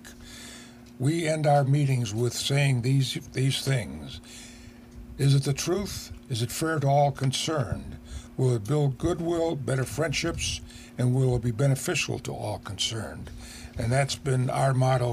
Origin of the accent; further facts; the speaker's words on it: Chicago, Illinois, United States; moved away as an adult; also born or lived in Detroit, Michigan; now in Aurora, United States; I'm originally from Chicago. I was in Chicago for 20 years